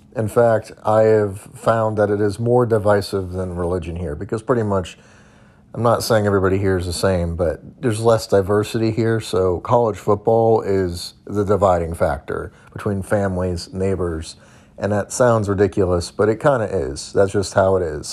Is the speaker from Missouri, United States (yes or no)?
yes; Missouri, United States; now in Southern United States; I grew up in Missouri